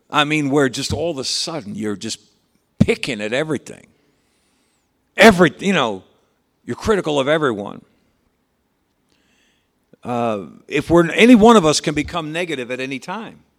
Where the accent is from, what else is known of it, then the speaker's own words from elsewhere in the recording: South Dakota, United States; You know, I was raised in South Dakota, and that's just what we do, you know.